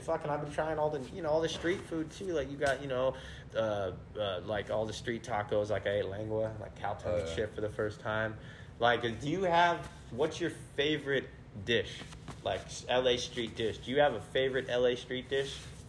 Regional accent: Mendocino and Humboldt, California, United States; Yeah, I'm from the Bay. I'm from Mendocino and Humboldt. I'm from the 707.

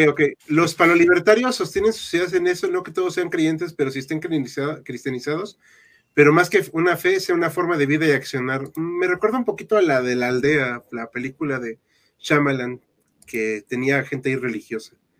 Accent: Mexico; somos mexicanos

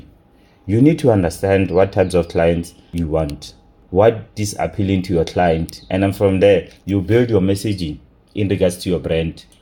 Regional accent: Rustenburg, North West, South Africa; also born or lived in Pretoria; I was born in Pretoria and I was raised in Rustenburg.

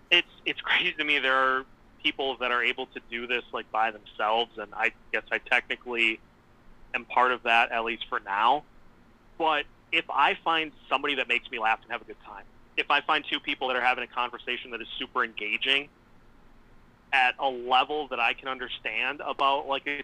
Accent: St. Cloud, Minnesota, United States; So originally I'm from St. Cloud.

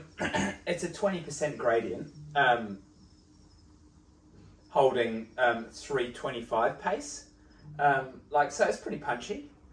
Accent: Helensville, Auckland, New Zealand; my hometown, Helensville

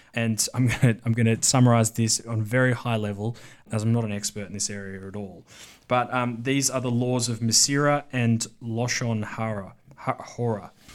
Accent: Victoria, Australia; moved away; from my home state of Victoria

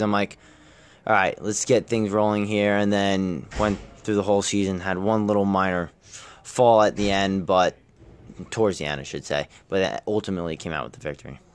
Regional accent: Nazareth, Pennsylvania, United States; growing up in Nazareth, it's, it's a town that eats, breathes, and sleeps wrestling

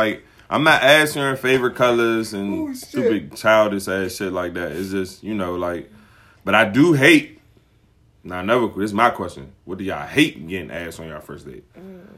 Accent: Suitland, Maryland, United States; I know some Suitland niggas. I'm from Suitland.

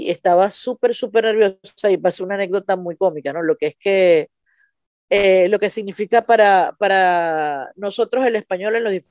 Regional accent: Maracaibo, Zulia, Venezuela; accent: maracucho; moved away as an adult; now in Buenos Aires, Argentina; los que somos de Maracaibo

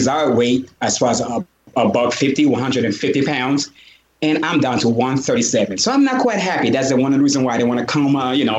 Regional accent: Jamaica; First of all, I grew up from Jamaica. I grew up around Jamaicans, you know?

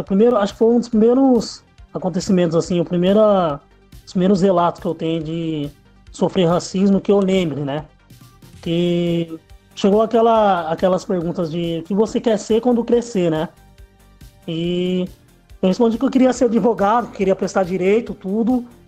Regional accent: Piracicaba, São Paulo, Brazil; also born or lived in Capivari; sou de Piracicaba, nasci em Capivari, mas já, já moro em Piracicaba já faz um tempo

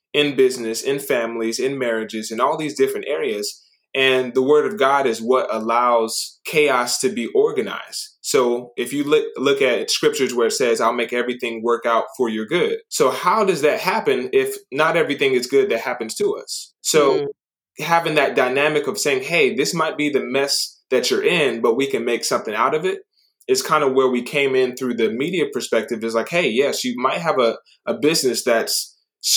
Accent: Japan; moved away; I grew up in Japan

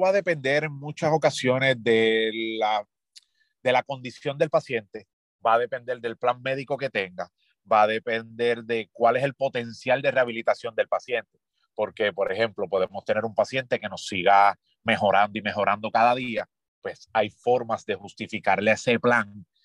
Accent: Ponce, Puerto Rico; moved away as an adult; also born or lived in Río Piedras / Mexico / United States; now in San Germán, Puerto Rico; Soy nacido y criado en Ponce

